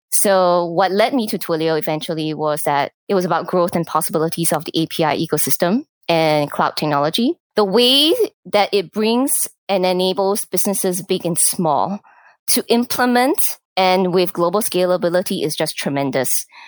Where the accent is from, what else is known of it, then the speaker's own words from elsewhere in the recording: Singapore; moved away as an adult; also born or lived in Japan / Hong Kong / Malaysia / United States; I, was born and raised in Singapore